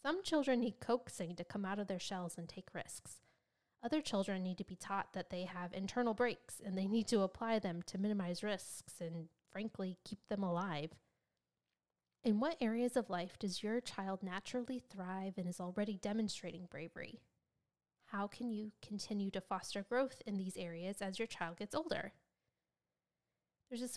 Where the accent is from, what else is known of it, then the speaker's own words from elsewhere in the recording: United States; as an American